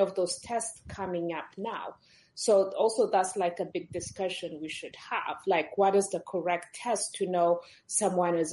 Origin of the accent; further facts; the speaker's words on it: Ethiopia; moved away; I'm originally from Ethiopia